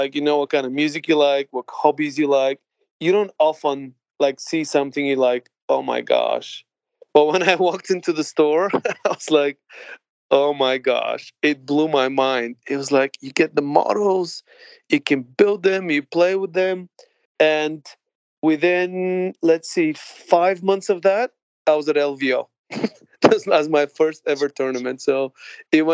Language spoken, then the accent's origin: English; Bulgaria; now in London, United Kingdom; I grew up in Bulgaria in the Eastern Bloc